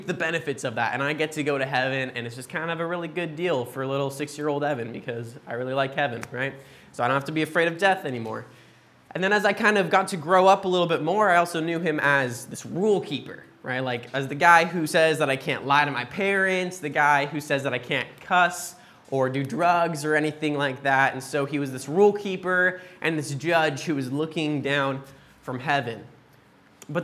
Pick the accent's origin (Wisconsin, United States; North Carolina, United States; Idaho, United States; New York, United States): Idaho, United States; Boise; moved away; We're originally from Boise, Idaho in the States